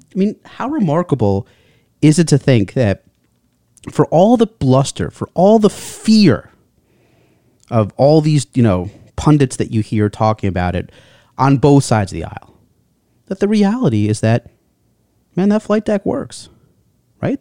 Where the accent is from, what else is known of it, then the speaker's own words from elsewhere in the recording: United States; being an American